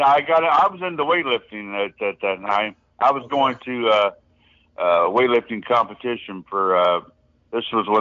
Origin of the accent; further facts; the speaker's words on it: St. Joseph, Missouri, United States; I'm originally from St. Joseph, Missouri.